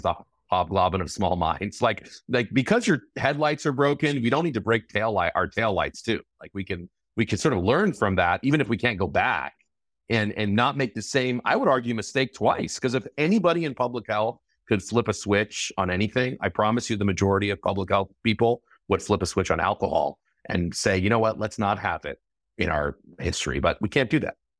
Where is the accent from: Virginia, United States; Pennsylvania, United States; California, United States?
California, United States; my home state of California